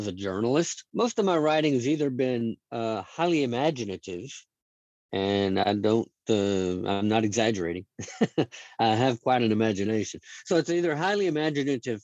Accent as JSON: {"language": "English", "town": "Dallas", "region": "Texas", "country": "United States", "tie": "born or raised there", "said": "I was raised in Dallas, Texas, a small suburb in the Dallas area"}